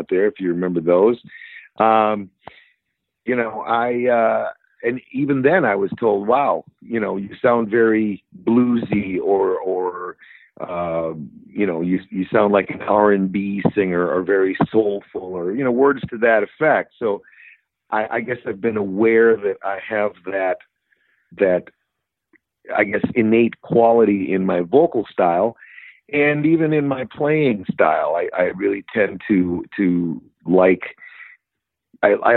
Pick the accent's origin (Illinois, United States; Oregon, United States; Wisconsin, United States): Wisconsin, United States; Milwaukee; now in Chicago, United States; I'm growing up in Milwaukee